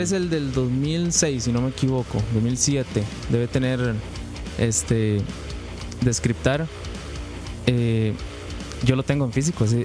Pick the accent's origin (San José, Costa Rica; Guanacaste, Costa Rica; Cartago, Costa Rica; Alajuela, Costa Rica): Cartago, Costa Rica; Turrialba